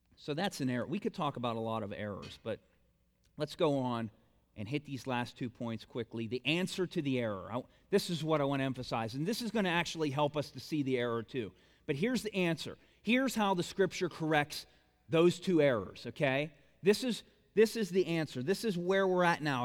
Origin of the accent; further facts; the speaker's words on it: Bolivar, United States; I'm, I'm from Bolivar.